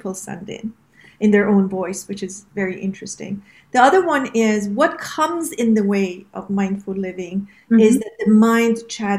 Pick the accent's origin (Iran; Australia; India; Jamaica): Iran; also born or lived in around the world; as you know, I am from Iran, and that was the Western and the Eastern part of me that sort of, and then I was raised in the world, basically around the world.